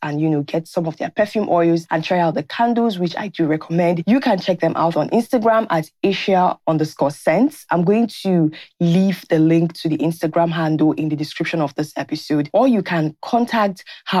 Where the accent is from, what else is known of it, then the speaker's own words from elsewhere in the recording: Nigeria; Hello, Viola. … I'm a Nigerian.